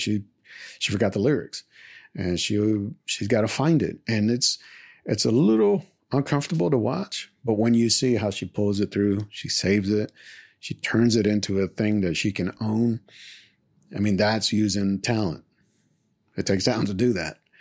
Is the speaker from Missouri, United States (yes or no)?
no; Houston, Texas, United States; Kashmir High School is here in Houston, in the Houston area. And that's, that's where I was born and raised.